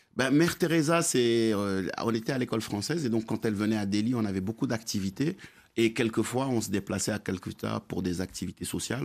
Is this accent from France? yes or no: no; Dakar, Senegal; now in Morocco; quand on, va chez moi à Dakar